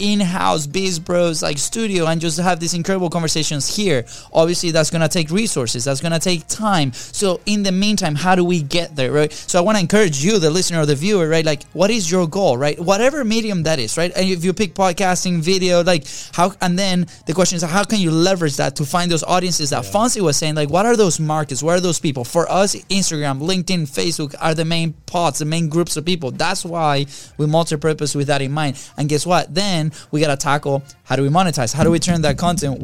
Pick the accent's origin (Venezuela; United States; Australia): Venezuela; moved away; we're two kids from Venezuela